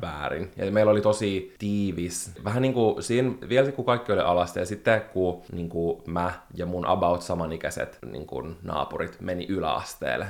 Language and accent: Finnish; Espoo, Uusimaa, Finland; also born or lived in Helsinki; me muutettiin Espooseen Helsingistä